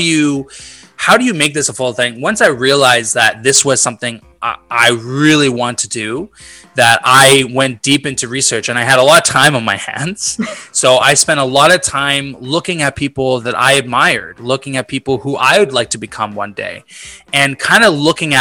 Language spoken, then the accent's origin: English; Vancouver, British Columbia, Canada; moved away as an adult; now in Montreal, Canada; my whole life, I grew up in Vancouver